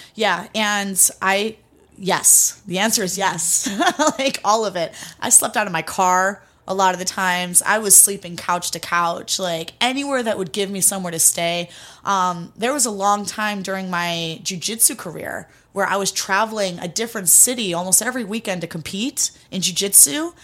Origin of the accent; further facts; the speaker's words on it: Cleveland, Ohio, United States; also born or lived in Greece; I grew up in Cleveland, Ohio. Born in Cleveland, was raised in Greece for a little while with my grandparents, and then moved back to America, um, when I was young.